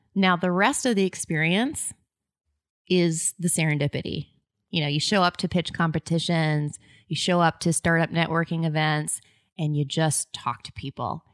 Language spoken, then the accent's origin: English; Maine, United States; I'm like, "Maine."